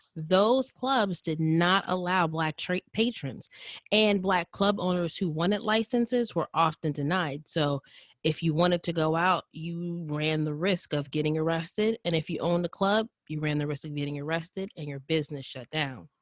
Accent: Indianapolis, Indiana, United States; I grew up in Indianapolis and went to high school, middle school, and partially elementary school in Indianapolis

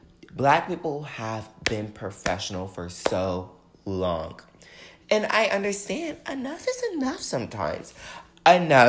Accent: the South, United States; growing up in the South

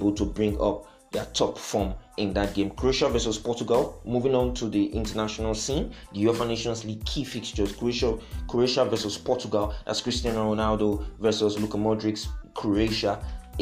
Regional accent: Nigeria; being a Nigerian

